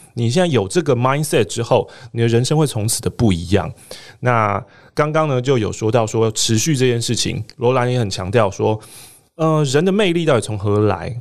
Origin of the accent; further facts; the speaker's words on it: Taiwan; 我们身为台湾人嘛